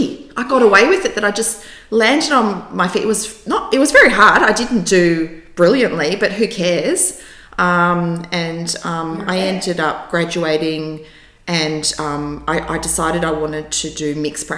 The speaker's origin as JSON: {"language": "English", "town": "Sydney", "region": "New South Wales", "country": "Australia", "tie": "born or raised there", "also_born_or_lived": "Russia", "said": "I was born in Russia, and in 1980 we came to Australia as migrants"}